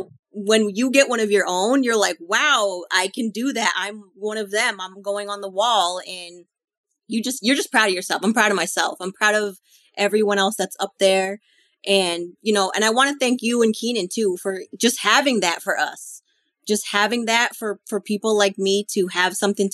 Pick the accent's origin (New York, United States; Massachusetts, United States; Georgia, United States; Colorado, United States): Massachusetts, United States; Boston; moved away; I'm originally from Boston